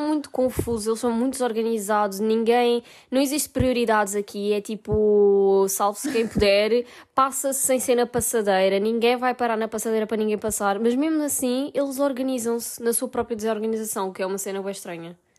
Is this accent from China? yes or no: no; Portugal; moved away as an adult; now in Italy; para nós que somos portugueses